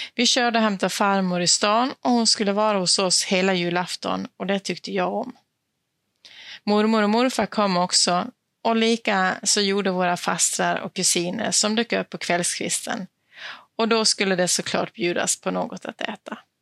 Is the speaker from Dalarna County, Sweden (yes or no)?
yes; Dalarna County, Sweden; now in Skåne, Sweden; jag är född och uppvuxen i Dalarna